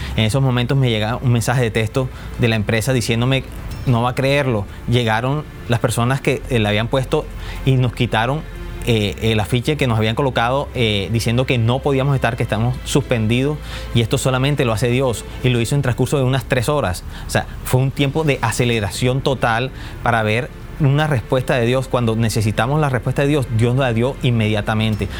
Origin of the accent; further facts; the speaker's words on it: Barranquilla, Atlántico, Colombia; vengo de Barranquilla, Colombia.